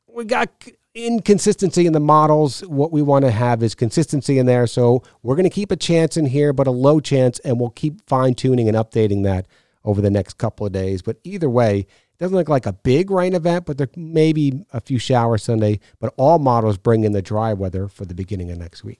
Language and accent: English; New York, United States; I grew up in New York